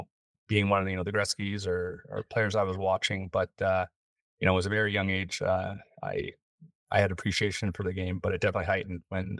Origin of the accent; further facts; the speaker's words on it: Los Angeles, California, United States; growing up in Los Angeles, the talent pool was, you know, a little smaller.